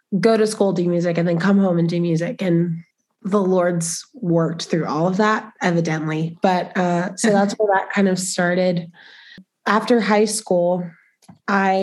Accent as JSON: {"language": "English", "town": "Spring", "region": "Texas", "country": "United States", "tie": "born or raised there", "moved": "yes", "lives_now": "Lubbock, United States", "said": "I'm from Spring, Texas, which is like North Houston area. My mom on her own raised me"}